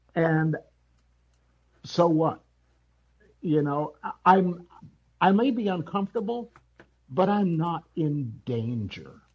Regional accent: Wisconsin, United States; I grew up in Wisconsin, went to an all white high uh, elementary school

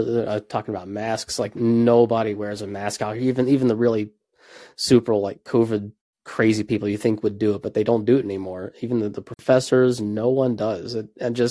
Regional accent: Ohio, United States; moved away; I grew up in Ohio

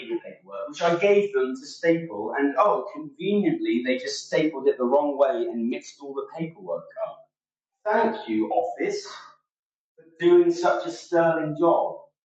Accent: England, United Kingdom; here in the north of England. I am shocked and appalled that this has happened in my home country

